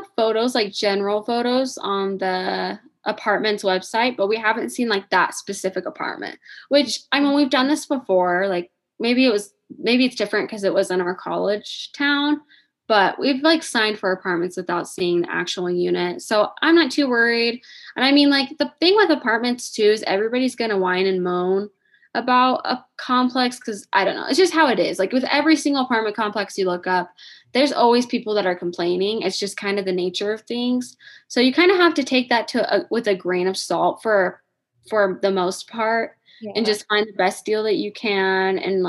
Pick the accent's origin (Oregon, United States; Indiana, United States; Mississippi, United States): Indiana, United States; moved away as an adult; now in Michigan, United States; I am from Indiana